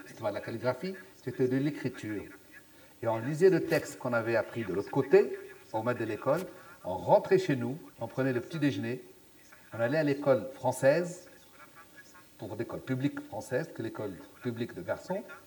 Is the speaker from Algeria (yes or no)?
yes; Aurès, Algeria; also born or lived in Sahara; je suis né dans les Aurès, sous les montagnes, donc des Aurès